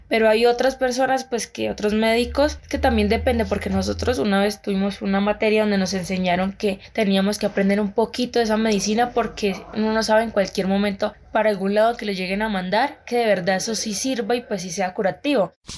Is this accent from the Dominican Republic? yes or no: no; Putumayo, Colombia; yo vengo del Putumayo